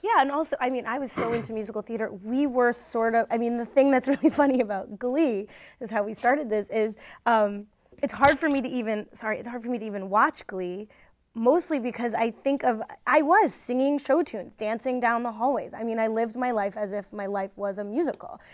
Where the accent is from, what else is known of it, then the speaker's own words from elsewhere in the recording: New Jersey, United States; I grew up in New Jersey